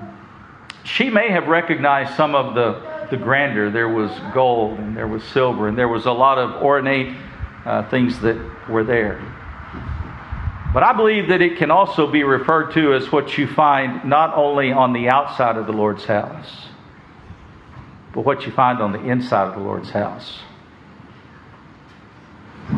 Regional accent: West Texas, United States; moved away; I grew up in West Texas

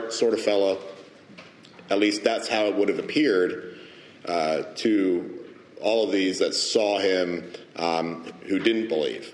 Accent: United States; as American Protestants, American evangelicals

